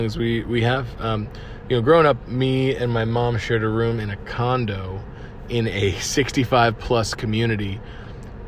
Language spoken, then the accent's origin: English; Cape Coral, Florida, United States; moved away; Cape Coral, as you know, is my hometown